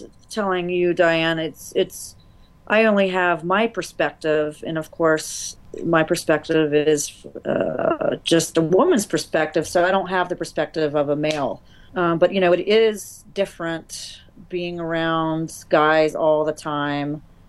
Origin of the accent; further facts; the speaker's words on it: the South, United States; I'm from the South, so I've been called, you know, Sweetie and Darling my whole life.